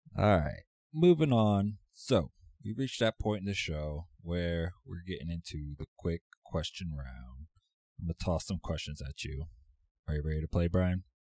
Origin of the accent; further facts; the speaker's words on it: Virginia Beach, Virginia, United States; I grew up in Virginia Beach, and we don't really have a professional team around here